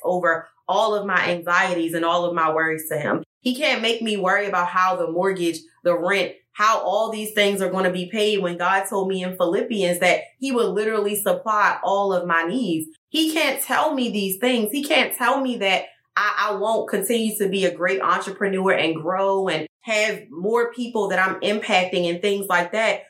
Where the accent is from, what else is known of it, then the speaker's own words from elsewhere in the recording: Baltimore, Maryland, United States; moved away; Even though I'm from Baltimore